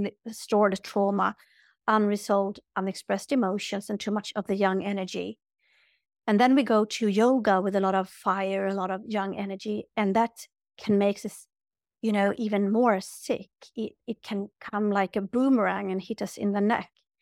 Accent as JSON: {"language": "English", "country": "Sweden", "tie": "born or raised there", "said": "like I'm from Sweden, born and raised, and they call us like menopause cows"}